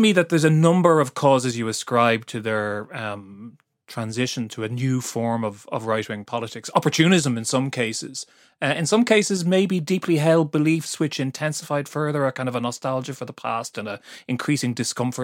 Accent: Ireland; I'm Irish

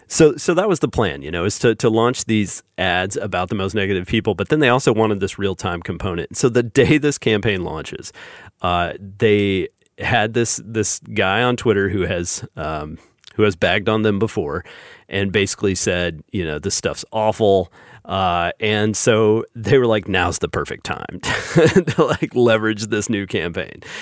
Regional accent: the South, United States; us Southerners

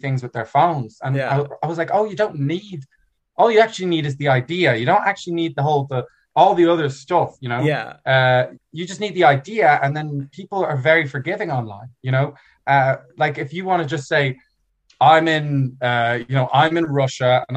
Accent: Dublin, Leinster, Ireland; also born or lived in New York; I am from a German family, but I grew up in Ireland

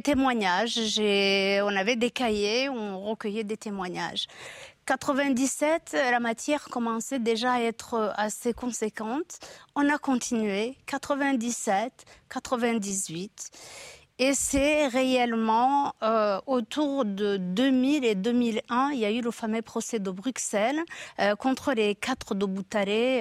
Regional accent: Rwanda; moved away as an adult; now in France; j'ai quitté le Rwanda en 73

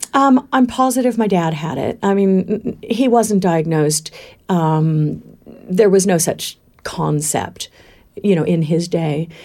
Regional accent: Valley of Enchantment, California, United States; moved away as an adult; also born or lived in Palm Springs, California / Berkeley, California / Queensland, Australia; now in Australia; I was born in Palm Springs in the desert, but at quite a young age, before I remember, um, we moved to Valley of Enchantment

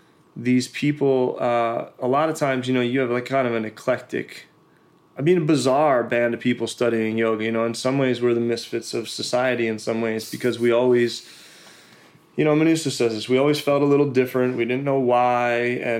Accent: East Coast, United States; I was from the East Coast. Like, we grew up working, grinding, you know.

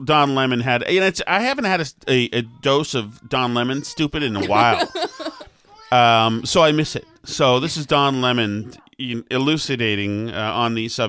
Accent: Winchester, Massachusetts, United States; I was from Winchester

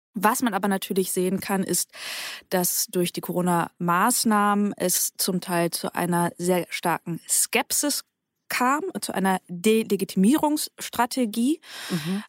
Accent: Bremen, Germany; now in Berlin, Germany; Ich bin selbst in Bremen aufgewachsen und zur Schule gegangen

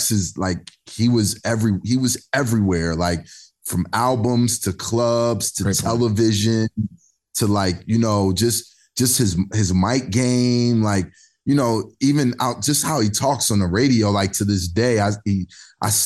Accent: Philadelphia, Pennsylvania, United States; We're all from Philly

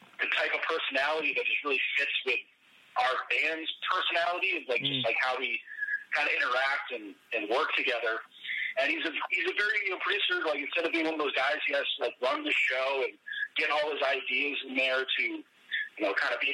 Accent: Maine, United States; we were both born and raised in Maine

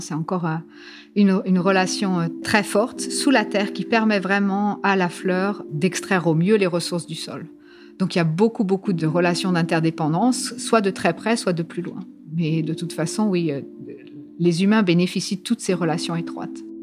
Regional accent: France; moved away as an adult; now in Cambridge, United Kingdom; Je suis née en France. J'ai fait toutes mes études en France, incluant ma thèse en biologie végétale. Et euh, après ma thèse, en fait, je suis venue en Angleterre, à Cambridge.

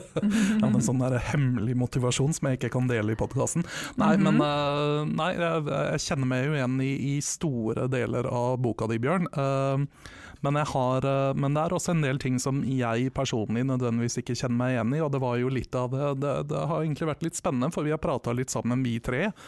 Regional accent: Vestre Slidre, Innlandet, Norway; moved away; Vestre Slidre, som var den bitte lille bygda jeg vokste opp

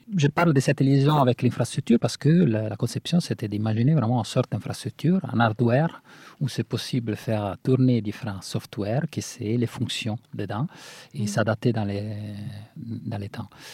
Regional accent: Italy; French is a second language; moved away; Nous, qu'on vient de l'Italie

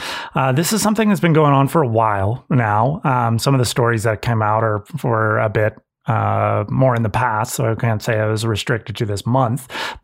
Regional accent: Santa Cruz, California, United States; I know, growing up in Santa Cruz, I went to a high school of like 2,000 kids and it was half Hispanic.

